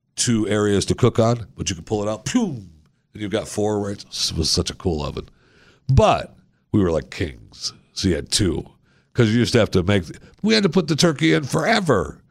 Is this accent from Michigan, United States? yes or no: yes; Michigan, United States; I grew up in Michigan, um, as, as a kid